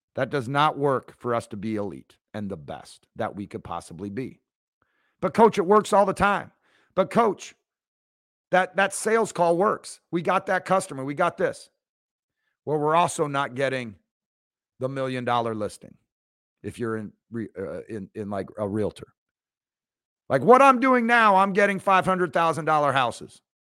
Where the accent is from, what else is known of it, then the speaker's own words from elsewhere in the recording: right outside Seattle, Washington, United States; I grew up right outside Seattle